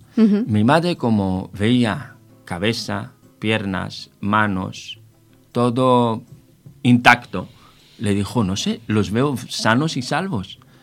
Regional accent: Israel; moved away as an adult; now in Spain; Soy israelí de origen, eh, nacionalizado ya en, eh, España. Eh, llevo 18 años en España

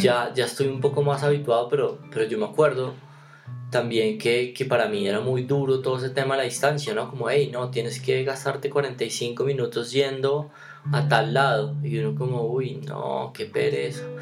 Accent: Bogotá, Colombia; nosotros los dos somos de, de Engativá

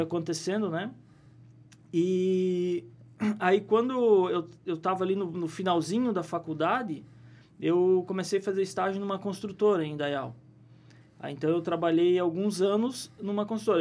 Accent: Presidente Getúlio, Santa Catarina, Brazil; also born or lived in Caçador; eu posso dizer que eu sou de Presidente Getúlio, né? Me criei aqui, embora não tenha nascido, mas me criei na, na cidade, né?

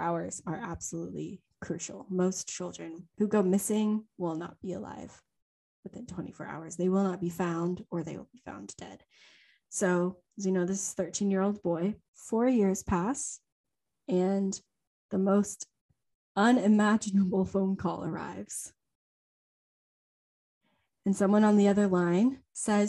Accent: Louisiana, United States; also born or lived in China; we were both born there

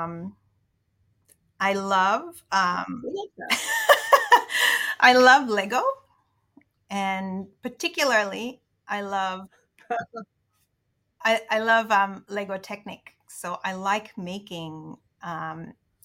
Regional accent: Indonesia; moved away; I grew up in Indonesia. So my dad is part Indonesian

